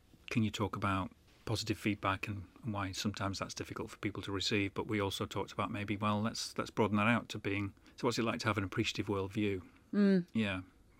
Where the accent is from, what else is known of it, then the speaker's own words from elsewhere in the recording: Manchester, North West England, United Kingdom; Not that I live in Manchester now, but that's sort of where my hometown is, really.